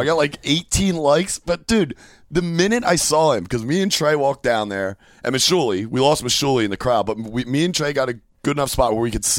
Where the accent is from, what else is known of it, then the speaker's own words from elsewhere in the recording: Philadelphia, Pennsylvania, United States; congratulations to my hometown, Philadelphia, for getting their first Super Bowl.